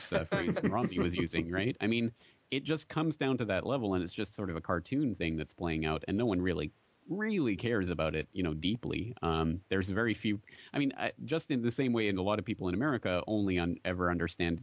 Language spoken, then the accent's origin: English; Canada; now in Japan; I'm a Canadian sitting here in Japan